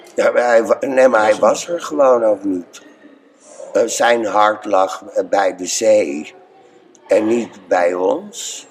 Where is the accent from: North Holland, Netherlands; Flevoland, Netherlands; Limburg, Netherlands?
North Holland, Netherlands; IJmuiden; also born or lived in Bloemendaal / Driehuis; ik ben in IJmuiden geboren. Dus die omgeving, daar kom ik vandaan.